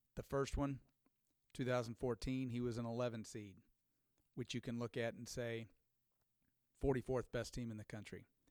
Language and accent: English; Missouri, United States; I grew up here in Missouri, so I am a Missouri fan